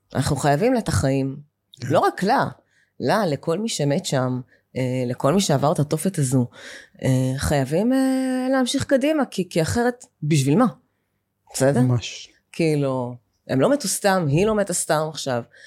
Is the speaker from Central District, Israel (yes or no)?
no; Be'eri, Southern District, Israel; moved away as an adult; אני בת בארי, גדלתי בקיבוץ בארי מגיל אה, שנתיים עד גיל 26.